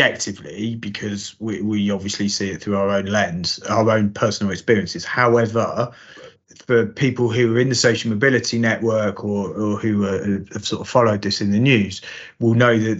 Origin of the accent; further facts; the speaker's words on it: Northampton, East Midlands, United Kingdom; accent: Northampton; a Northampton accent on television. Alan Moore, actually, is my accent